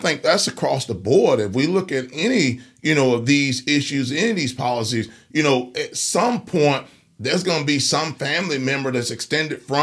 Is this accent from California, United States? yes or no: yes; California, United States; moved away as an adult; now in Alabama, United States; I'm from California